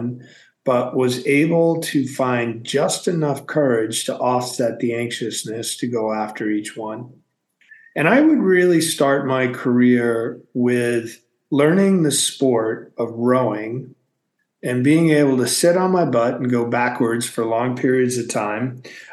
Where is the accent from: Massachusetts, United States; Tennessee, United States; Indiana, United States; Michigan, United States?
Massachusetts, United States; moved away as an adult; also born or lived in San Francisco; I was born and raised in Massachusetts, so went from the East Coast to the West Coast of the United States